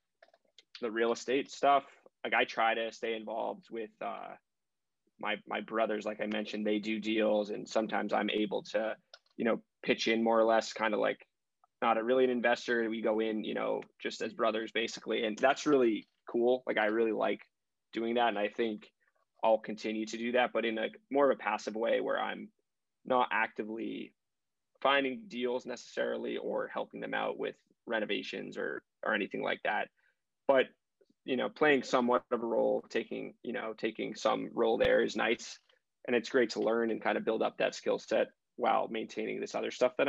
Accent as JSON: {"language": "English", "town": "Brookline", "region": "Massachusetts", "country": "United States", "tie": "born or raised there", "said": "I'm from Brookline, so I grew up in the Boston area"}